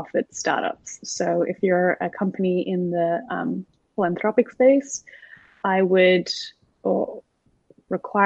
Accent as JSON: {"language": "English", "country": "South Africa", "tie": "born or raised there", "also_born_or_lived": "Sydney, Australia", "moved": "yes", "lives_now": "Los Angeles, United States", "said": "Prior to that, I was living in Sydney, Australia, but I'm actually South African born"}